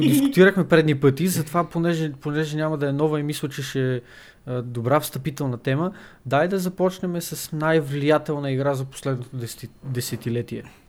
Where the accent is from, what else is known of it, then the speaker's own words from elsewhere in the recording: Bulgaria; ние нали, сме българи